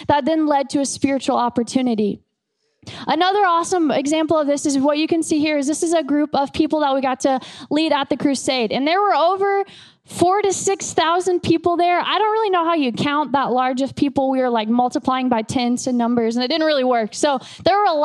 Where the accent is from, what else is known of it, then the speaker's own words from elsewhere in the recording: United States; I'm an American